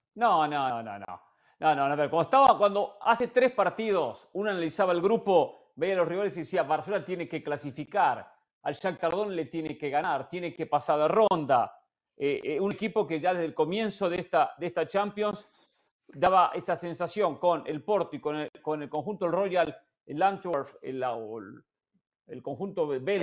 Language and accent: Spanish; Argentina; mi posición como argentino